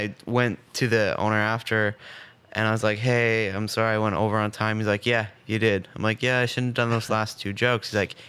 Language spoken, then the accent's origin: English; Bracebridge, Ontario, Canada; moved away as an adult; also born or lived in Scarborough, Toronto; now in Ottawa, Canada; I grew up until I was like 4 in Scarborough, and then we moved to Bracebridge, Muskoka. And then I was there until I was 18, and then I came to Ottawa for Carleton, and then I've been stuck here ever